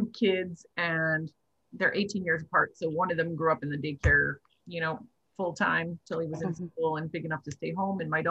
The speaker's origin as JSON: {"language": "English", "town": "Faust", "region": "Alberta", "country": "Canada", "tie": "born or raised there", "also_born_or_lived": "High Prairie", "said": "I was actually born in High Prairie and I grew up in Faust"}